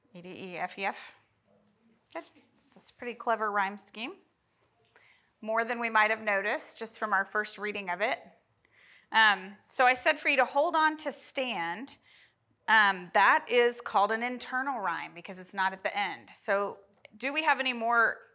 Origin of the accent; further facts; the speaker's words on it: Oklahoma, United States; We're from Oklahoma